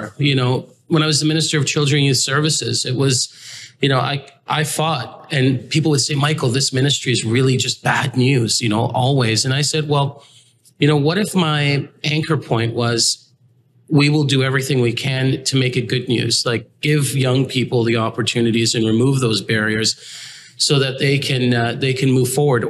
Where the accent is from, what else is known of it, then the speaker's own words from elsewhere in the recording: Toronto, Ontario, Canada; also born or lived in England; I came from England, and my father's Grenadian, my mother's, you know, is British. I would say that I'm a combination of, you know, parts of those cultures, growing up in Canada since I was like 4.5 years old